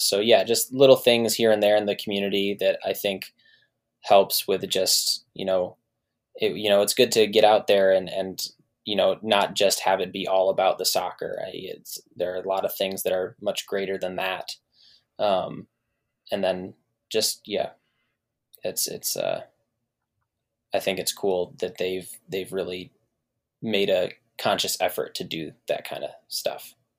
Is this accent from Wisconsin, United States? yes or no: no; Lansing, Michigan, United States; born or raised there